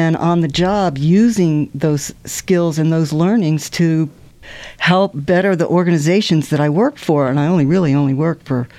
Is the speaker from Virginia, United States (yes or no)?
yes; Norfolk, Virginia, United States; I grew up in Norfolk, Virginia, near the Air Force Base.